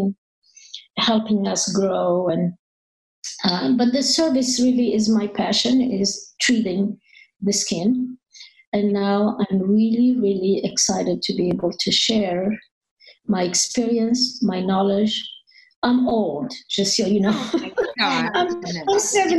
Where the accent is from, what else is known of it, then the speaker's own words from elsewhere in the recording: Paris, Île-de-France, France; English is a second language; moved away as an adult; also born or lived in North Africa; now in United States; I grew up in Paris. I was not born in Paris. I was born in North Africa.